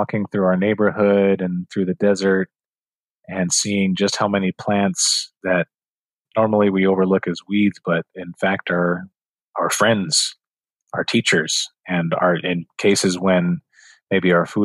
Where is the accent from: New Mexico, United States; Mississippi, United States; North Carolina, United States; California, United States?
New Mexico, United States; now in Phoenix, United States; I grew up in New Mexico with my grandparents and my parents